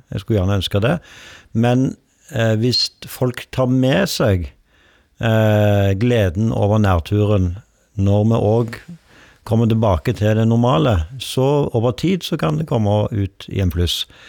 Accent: Rogaland, Norway; now in Oslo, Norway; hjemme i Rogaland

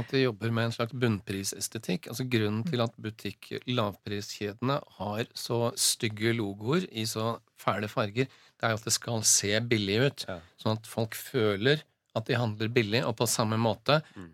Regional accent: Southern Norway, Norway; now in Oslo, Norway; jeg hadde jo aldri som søring funnet meg i å måtte ta bussen fra der jeg bor, på Grünerløkka, ned til sentrum i Oslo

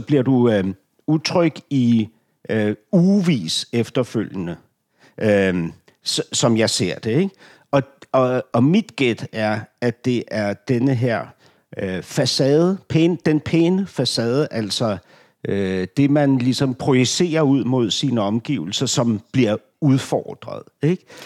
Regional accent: Denmark; som dansker

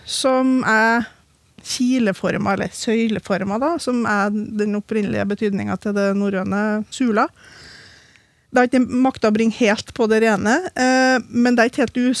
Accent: Trøndelag, Norway; jeg er jo trønder

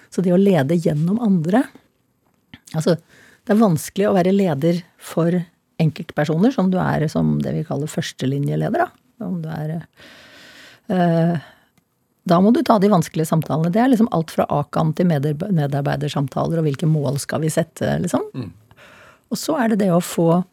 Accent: Norway; jeg meldte meg selvfølgelig som nordmann

